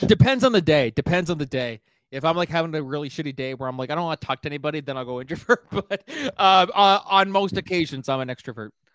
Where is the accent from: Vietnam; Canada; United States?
Canada; Miramichi, New Brunswick; my hometown of Miramichi, New Brunswick